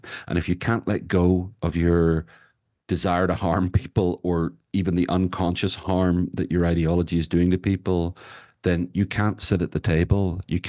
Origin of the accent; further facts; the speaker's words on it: Ireland; That yes, I'm Irish, and so there's a kind of a maybe a genetic or certainly a cultural component to the fact that I talk a lot.